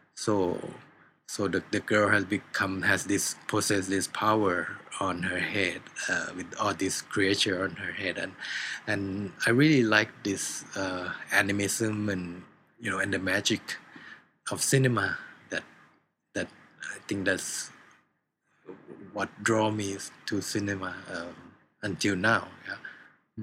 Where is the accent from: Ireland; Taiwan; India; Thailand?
Thailand